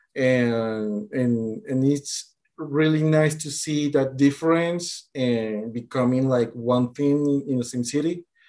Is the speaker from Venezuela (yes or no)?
yes; Venezuela; moved away as an adult; also born or lived in Colombia; now in Bogota, Colombia; I was born in Venezuela, but currently I'm living in Colombia